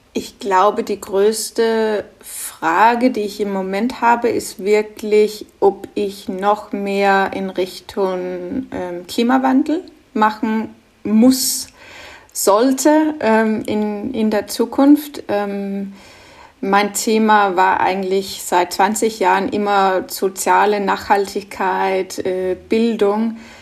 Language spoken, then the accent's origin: German; Norway; German is a second language; moved away; also born or lived in Denmark; Ich bin ja ursprünglich Dänin, aber in Norwegen groß geworden